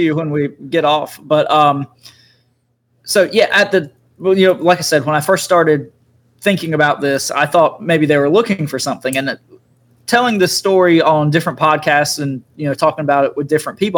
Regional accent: Eastern North Carolina, United States; I grew up in Eastern North Carolina, and I grew up, you know, right across the cri- uh, river, creek, whatever you want to call it, from a large military base. Camp Lejeune is the name of the base.

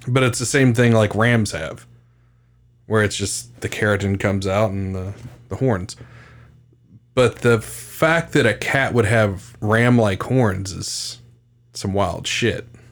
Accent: West Virginia, United States; I'm from West Virginia

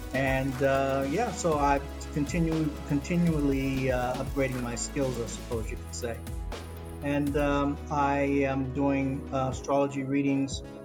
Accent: United States; now in Sydney, Australia; I grew up in North America, in the United States

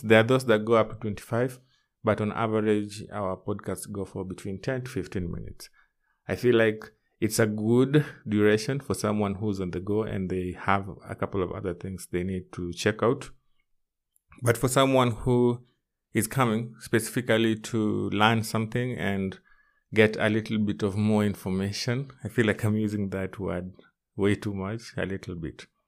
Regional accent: Kenya; my home country, which is Kenya.

